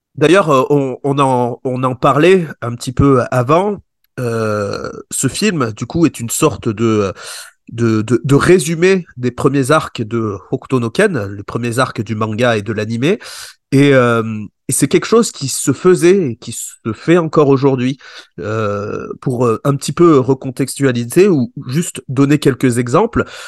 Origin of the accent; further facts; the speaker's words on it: Échirolles, Auvergne-Rhône-Alpes, France; also born or lived in Grenoble; je suis de Grenoble et j'habite dans une petite ville à côté. Enfin, je suis né dans une petite ville à côté. J'ai vécu là-bas qui s'appelle, ça s'appelle Échirol